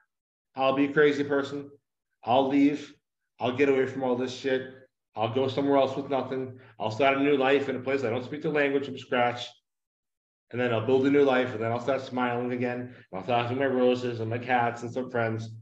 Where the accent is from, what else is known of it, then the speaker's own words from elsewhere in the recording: Northeast, United States; moved away as an adult; now in Mexico; I'm from the Northeast